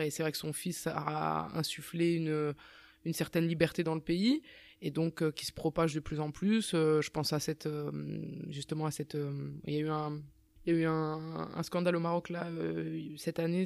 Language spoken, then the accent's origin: French; Strasbourg, Grand Est, France; moved away as an adult; also born or lived in Rabat, Morocco; je suis, je suis, né à Strasbourg et euh, je suis né à Strasbourg, c'est ma ville.